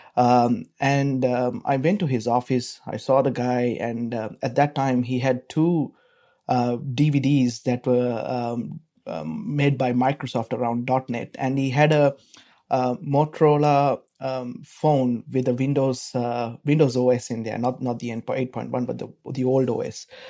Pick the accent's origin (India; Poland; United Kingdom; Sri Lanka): Sri Lanka; moved away as an adult; now in Melbourne, Australia; I'm from Sri Lanka.